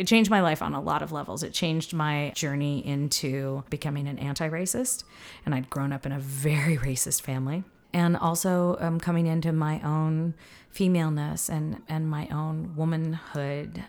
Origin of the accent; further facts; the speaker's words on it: the Ozarks, Missouri, United States; I grew up in the South, in Missouri, in the Ozarks